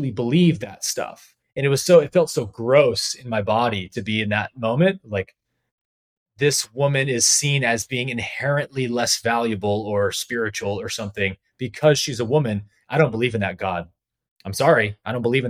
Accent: San Jose, California, United States; a church in my hometown in San Jose

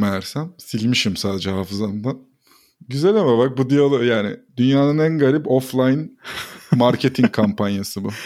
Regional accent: Ordu, Turkey; moved away; Ben de Orduluyum.

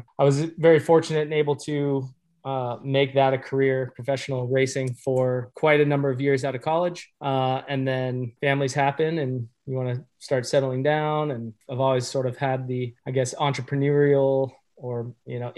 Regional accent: California, United States; also born or lived in southeastern Wisconsin; now in Wisconsin, United States; Growing up, I grew up in California.

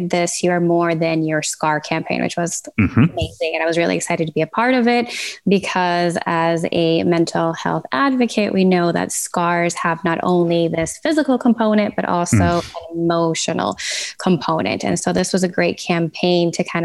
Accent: Venezuela; now in Fort Lauderdale, United States; I'm based out of Fort Lauderdale, originally from Venezuela

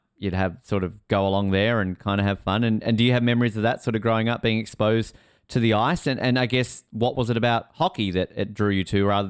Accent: Tasmania, Australia; I remember growing up in Tassie

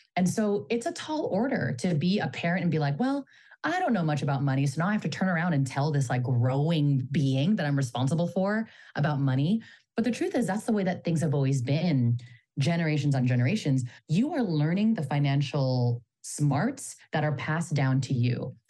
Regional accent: Bay Area, California, United States; I'm a Filipino American daughter of immigrants from the Bay Area

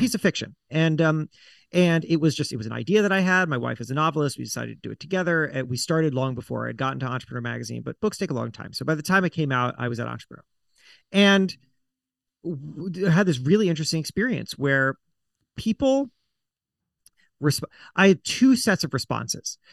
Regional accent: South Florida, United States; I grew up in South Florida

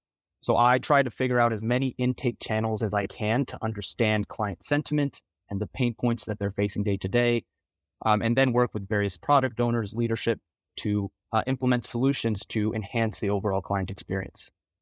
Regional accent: Texas, United States; now in New York City, United States; I'm originally from the Rio Grande Valley, Texas, and currently based out of New York City.

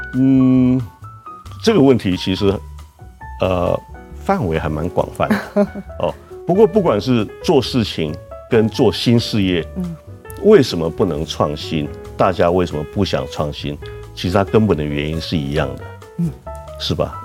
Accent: Tainan, Taiwan; also born or lived in United States; 我是一个从小在台南长大的台南囡仔

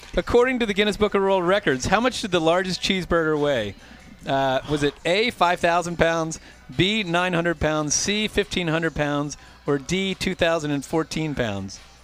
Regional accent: Philadelphia, Pennsylvania, United States; a native Philadelphian

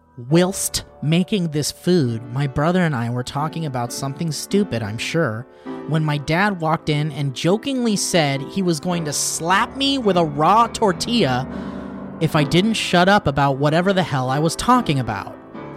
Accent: Grand Junction, Colorado, United States; I'm from Grand Junction, Colorado. Colorado.

